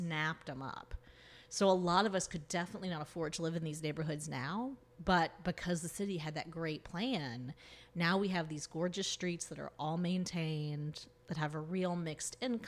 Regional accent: Tallahassee, Florida, United States; also born or lived in San Diego, United States; now in Philadelphia, United States; I grew up in right outside Tallahassee, Florida. So in rural North Florida

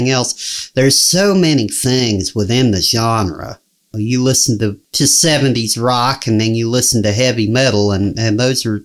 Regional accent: Henryville, Indiana, United States; also born or lived in Kentucky; my hometown, Henryville

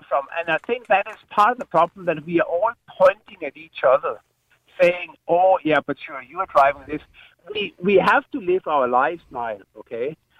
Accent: Denmark; English is a second language; I'm from Denmark, okay? So I come from a slightly different culture, for example. We have paid water charges, for as long as I can remember in Denmark.

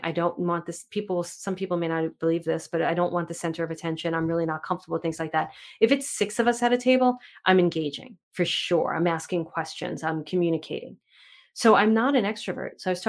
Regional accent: New York City, New York, United States; I grew up in Manhattan and Brooklyn.

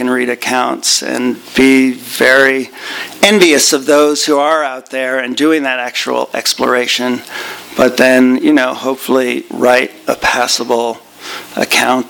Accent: Northern California, United States; I grew up in Northern California in the 1970s

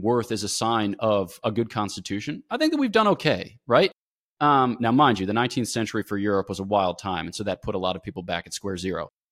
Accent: United States; moved away; I'm American.

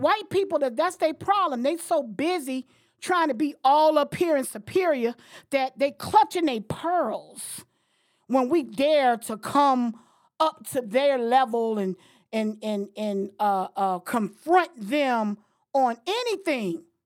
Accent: Florida, United States; moved away as an adult; now in Washington, D.C., United States; I've been living in Washington, D C for thirty years, thirty plus years now. Came up here in eighty-nine, okay? But I'm from Florida

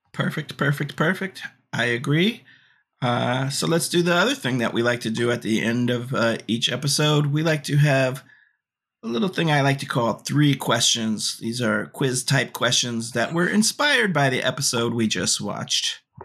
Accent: Gilman Street area, California, United States; now in New York, United States; that is my hometown area

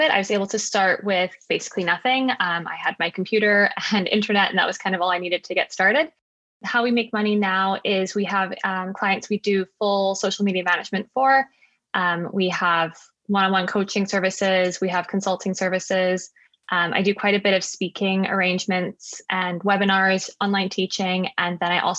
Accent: South Africa; born there; Yeah, so I was born in South Africa. Um, I kind of moved back and forth between here and South Africa growing up. Um, both my parents are South African, but my mom was born in Canada.

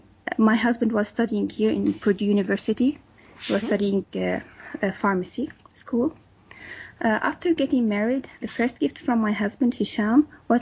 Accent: Homs, Homs Governorate, Syria; moved away; My mother used to get me drawing pads from a store close to our home in Homs. We are originally from Homs in Syria.

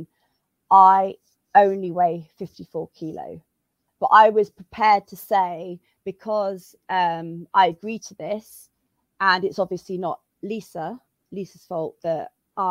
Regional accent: United Kingdom; now in Madrid, Spain; I'm British, but I'm based in Madrid

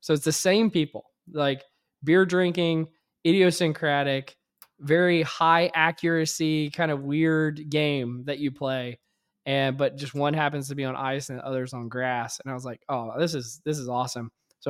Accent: Louisiana, United States; because I had not spent amount of time on ice in my life growing up in Louisiana.

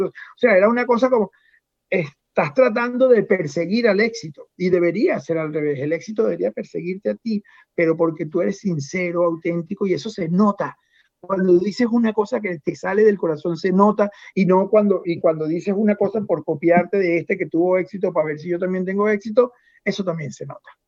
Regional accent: Venezuela; moved away as an adult; now in United States; yo salí hace 18 años de Venezuela

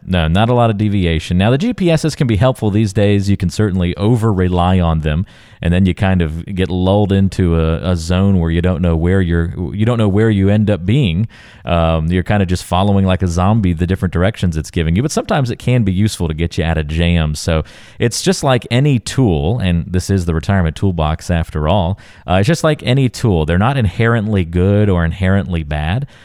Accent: North Carolina, United States; I grew up in North Carolina

